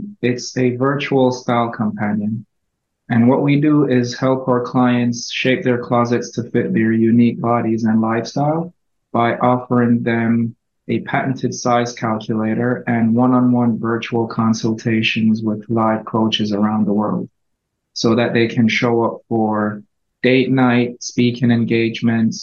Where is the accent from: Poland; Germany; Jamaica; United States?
Jamaica; I grew up in Jamaica.